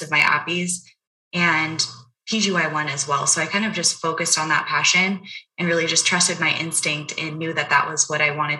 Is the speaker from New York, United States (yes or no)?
no; Las Vegas, Nevada, United States; moved away as an adult; also born or lived in Texas; I'm actually originally from Las Vegas, Nevada